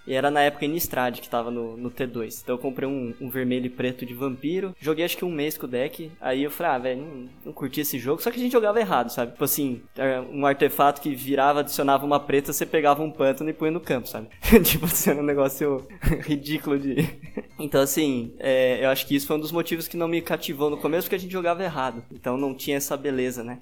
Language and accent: Portuguese; Brazil; como um bom brasileiro